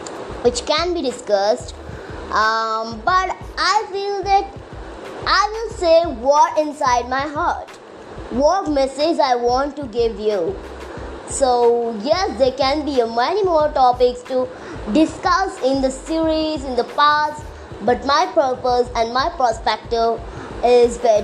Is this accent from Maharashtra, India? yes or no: no; Visakhapatnam area, Andhra Pradesh, India; I'm from Andhra Pradesh, from Visakhapatnam side, not from Visakhapatnam.